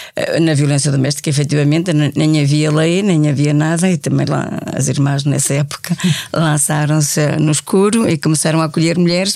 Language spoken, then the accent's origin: Portuguese; Braga, Norte, Portugal; moved away as an adult; also born or lived in Madrid / Colombia / Évora / Lisbon; eu sou de Braga, eu conheci as irmãs, eu estudava no liceu frente às irmãs